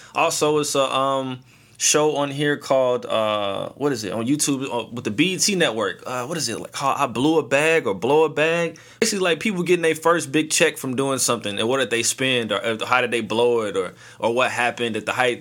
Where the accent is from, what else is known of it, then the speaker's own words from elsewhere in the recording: St. Louis, Missouri, United States; I am from St. Louis